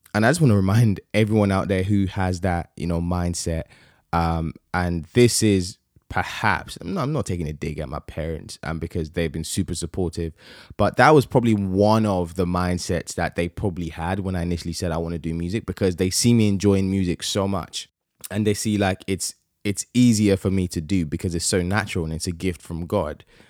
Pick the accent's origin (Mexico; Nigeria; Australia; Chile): Nigeria; I'm Nigerian